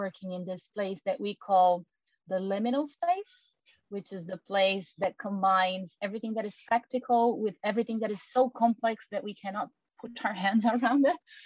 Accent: Brazil; first language Portuguese; English is a second language; I am originally Brazilian, and my mother language is Portuguese

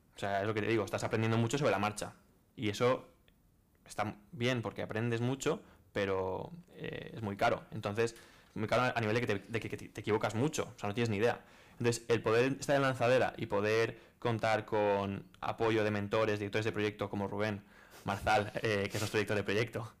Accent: Valencia, Valencian Community, Spain; also born or lived in Rotterdam; yo soy de aquí de Valencia

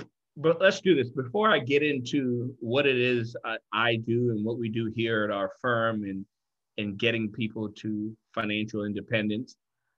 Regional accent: Freiburg, Baden-Württemberg, Germany; born there; also born or lived in Kenya; I was born in Germany, West Germany, Freiburg to be exact. I lived there mm-hmm. for a little bit, a year or two.

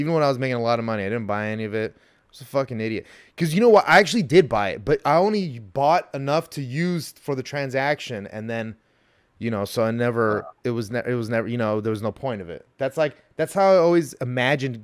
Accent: Montebello, California, United States; I grew up in Montebello with 90% Hispanic overall.

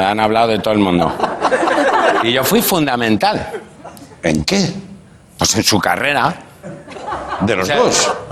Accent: Castilla-La Mancha, Spain; born there; Nací en La Mancha y, y, soy muy grande, o sea que algo de Extremadura habré...

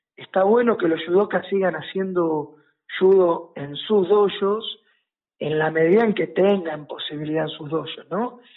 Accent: La Plata, Buenos Aires Province, Argentina; que soy de La Plata

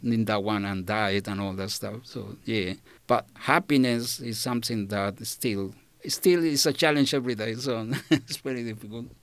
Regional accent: Chile; English is a second language; moved away as an adult; now in Australia; I come from Chile, so country in South America

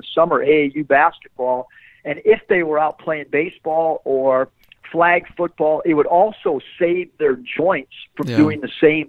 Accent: San Diego, California, United States; growing up in San Diego

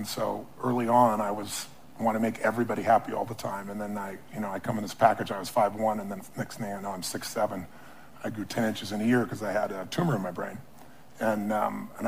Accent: Azusa, California, United States; I was a kid from Azusa

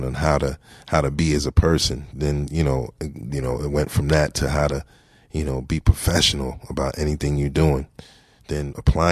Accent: New York City, New York, United States; also born or lived in Mount Vernon, New York; I'm from Gun Hill Road. I'm from off Reservoir and Gun Hill, man. That's my old house.

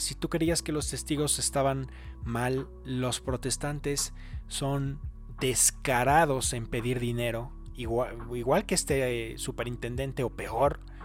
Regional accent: Mexico; moved away; soy de México.

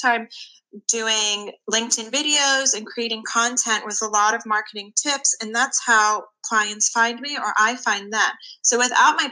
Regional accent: Philadelphia, Pennsylvania, United States; accent: Philly; moved away; we're both from the Philadelphia area, but have moved away

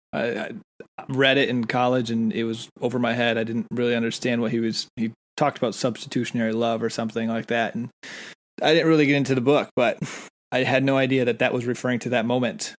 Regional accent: United States; also born or lived in England; being American

